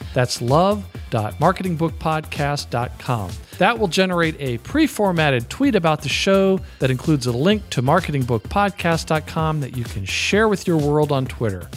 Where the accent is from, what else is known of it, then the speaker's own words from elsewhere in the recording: the South, United States; I'm from the South